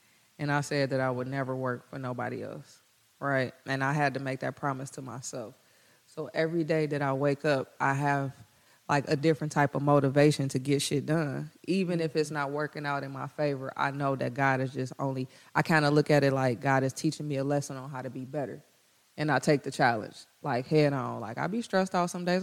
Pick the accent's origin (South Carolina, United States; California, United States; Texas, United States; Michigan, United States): Michigan, United States; Detroit; those who were born and raised in Detroit and like me, like, I could have spent my money buying property anywhere else, but I did it in Detroit, and they still giving me a hassle when I'm from here